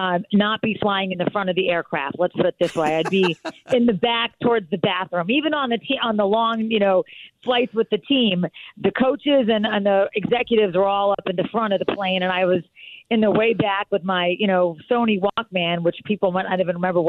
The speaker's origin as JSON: {"language": "English", "town": "Philadelphia", "region": "Pennsylvania", "country": "United States", "tie": "born or raised there", "lives_now": "North Carolina, United States", "said": "I grew up in Philadelphia. Okay. So I would consider Philadelphia my hometown, yes."}